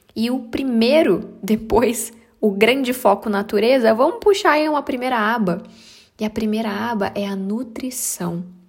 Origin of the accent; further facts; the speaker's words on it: Brazil; moved away; minha terra sagrada